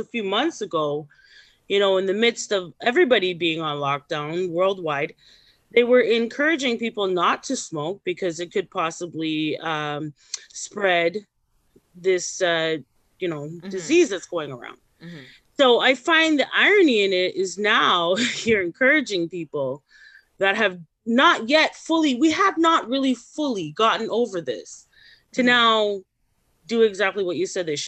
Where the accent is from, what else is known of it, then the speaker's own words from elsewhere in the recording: Canada; as a Canadian